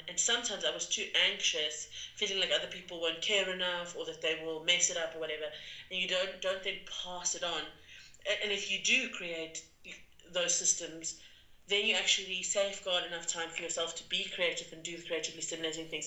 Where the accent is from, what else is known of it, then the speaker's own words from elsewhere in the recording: South Africa; also born or lived in London; as a South African